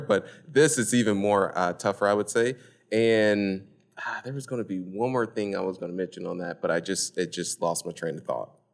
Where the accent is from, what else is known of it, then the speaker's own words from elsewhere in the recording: Indianapolis, Indiana, United States; moved away as an adult; now in Houston, United States; born and raised in Indianapolis, Indiana